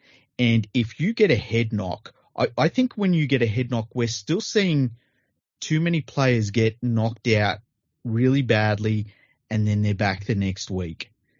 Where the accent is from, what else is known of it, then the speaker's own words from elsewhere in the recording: Australia; even me as an Australian fan, I'm like, oh my God, is this going to happen?